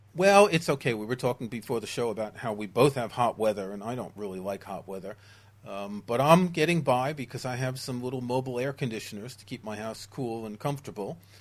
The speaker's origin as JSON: {"language": "English", "town": "New York City", "region": "New York", "country": "United States", "tie": "born or raised there", "moved": "yes", "said": "I grew up in New York City, where back in the day we would often have a couple feet of snow and very, very hot summers"}